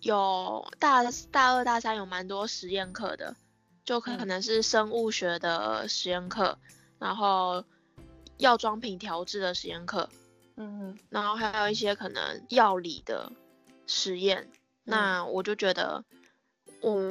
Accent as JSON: {"language": "Chinese", "region": "Taipei", "country": "Taiwan", "also_born_or_lived": "Kaohsiung", "said": "我是台北人，那我大学是念高雄医学大学香妆品学系。"}